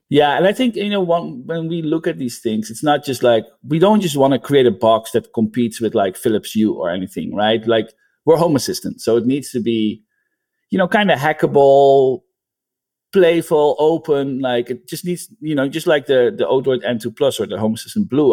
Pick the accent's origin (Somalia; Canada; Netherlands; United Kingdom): Netherlands; now in United States; I'm from the Netherlands, but I live in the United States.